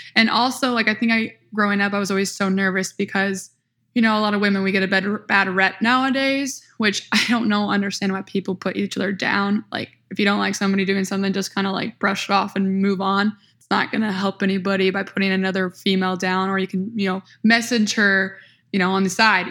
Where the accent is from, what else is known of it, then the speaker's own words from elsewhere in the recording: small town near Peoria, Central Illinois, United States; I am from Central Illinois, small town near Peoria, Illinois